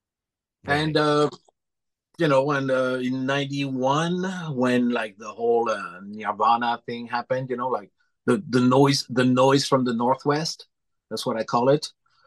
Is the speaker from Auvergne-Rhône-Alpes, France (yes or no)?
yes; Clermont-Ferrand, Auvergne-Rhône-Alpes, France; English is a second language; moved away as an adult; now in Los Angeles, United States; I was born in Clermont-Ferrand, which is in the Auvergne region in central France, in the Massif Central, about halfway between Paris and Marseille.